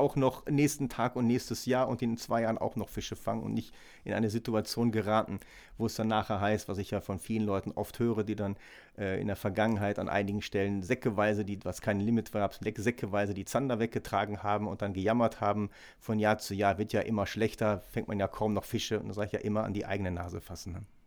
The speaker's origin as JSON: {"language": "German", "area": "Ruhr area", "region": "North Rhine-Westphalia", "country": "Germany", "said": "bei uns im Ruhrgebiet am Kanal"}